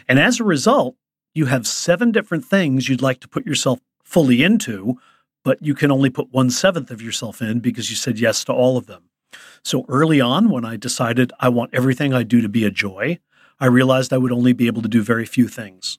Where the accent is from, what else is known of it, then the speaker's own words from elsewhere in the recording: Chicago, Illinois, United States; I grew up in Chicago